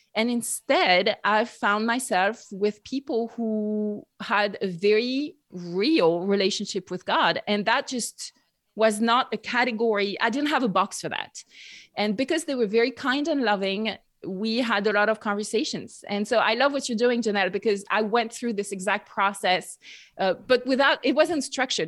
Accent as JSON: {"language": "English", "area": "near Bordeaux", "region": "Nouvelle-Aquitaine", "country": "France", "tie": "born or raised there", "second_language": "English", "moved": "as an adult", "said": "I grew up in France, uh, near Bordeaux, southwest"}